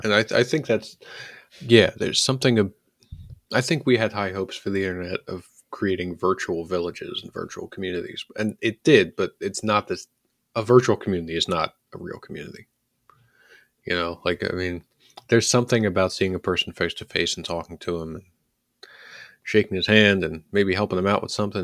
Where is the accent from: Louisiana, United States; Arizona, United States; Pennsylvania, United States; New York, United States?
Pennsylvania, United States; Philadelphia; when I was growing up in Northeast Philadelphia